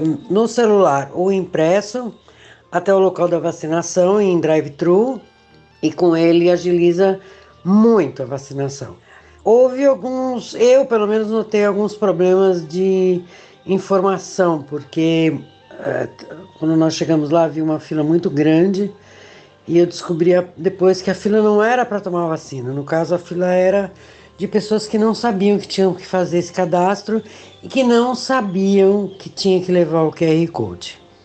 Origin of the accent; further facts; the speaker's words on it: São Paulo, Brazil; now in São José, Brazil; eu sou de São Paulo, nascida na Moca, e atualmente eu moro em São José, uma cidade de Santa Catarina